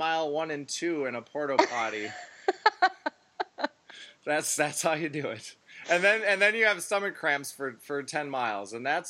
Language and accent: English; Wisconsin, United States; I'm from Wisconsin